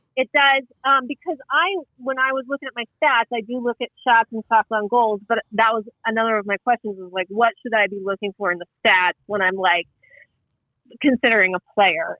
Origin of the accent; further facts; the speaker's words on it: Western Pennsylvania, United States; moved away; also born or lived in Denver; I'm from Western Pennsylvania